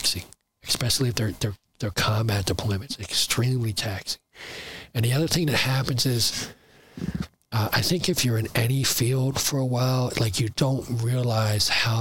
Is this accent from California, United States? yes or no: no; New Jersey, United States; also born or lived in Burlington City, New Jersey / Riverside, New Jersey / Willingboro, New Jersey / Browns Mills, New Jersey; I grew up in South Jersey